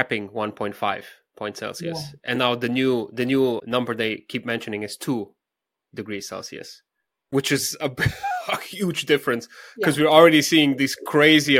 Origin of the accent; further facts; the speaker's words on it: Slovenia; my home country of Slovenia